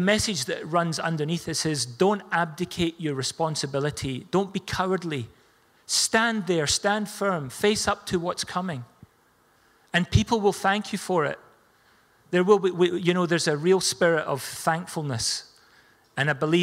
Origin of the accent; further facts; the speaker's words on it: Scotland, United Kingdom; We're Scottish.